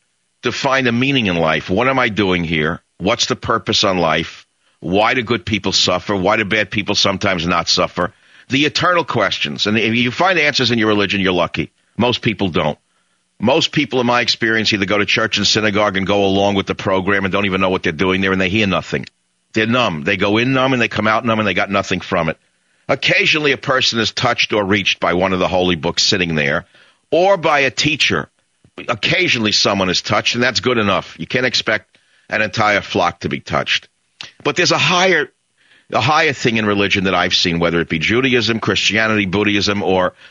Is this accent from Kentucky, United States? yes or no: no; New York, United States; now in California, United States; I grew up in New York